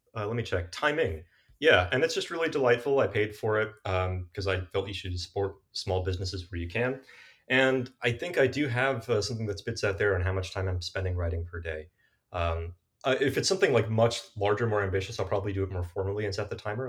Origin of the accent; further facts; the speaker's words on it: South Bay, Bay Area, California, United States; I'm a Bay Area kid born and raised uh, in the South Bay in particular